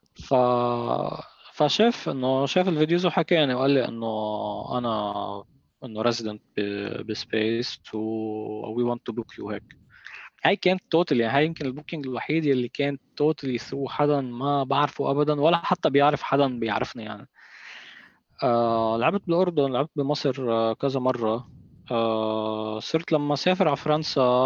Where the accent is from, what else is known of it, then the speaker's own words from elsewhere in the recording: Lebanon; هون عنا بلبنان هون عندنا بلبنان